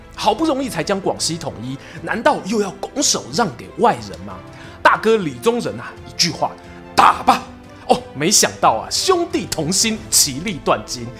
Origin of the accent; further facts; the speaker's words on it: Taiwan; 我作为台湾人呢